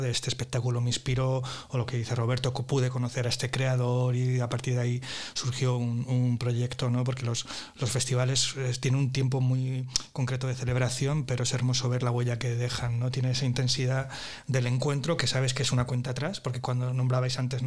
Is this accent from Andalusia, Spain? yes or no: yes; Andalusia, Spain; Soy ahí un, un andaluz